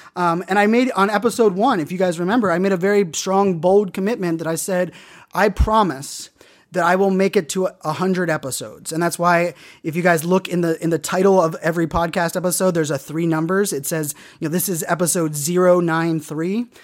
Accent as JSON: {"language": "English", "town": "Pittsburgh", "region": "Pennsylvania", "country": "United States", "tie": "born or raised there", "also_born_or_lived": "Virginia", "moved": "yes", "said": "growing up in Pittsburgh, I'm a diehard Pittsburgh sports fan"}